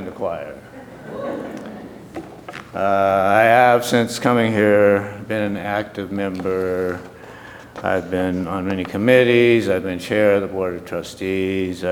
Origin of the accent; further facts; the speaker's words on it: Berkeley, California, United States; I grew up in South Berkeley Community Church, a United Church of Christ establishment at the corner of Fairview and Ellis in South Berkeley, of course, just off Adeline